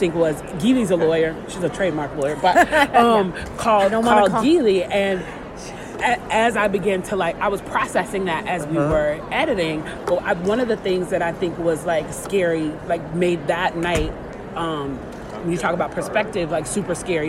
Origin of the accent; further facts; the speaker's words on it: Chicago, Illinois, United States; I grew up in Chicago